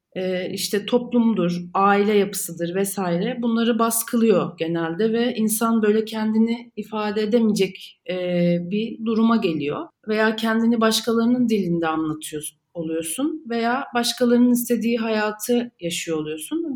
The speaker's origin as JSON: {"language": "Turkish", "region": "Istanbul", "country": "Turkey", "tie": "born or raised there", "said": "İstanbul'da doğdum, büyüdüm"}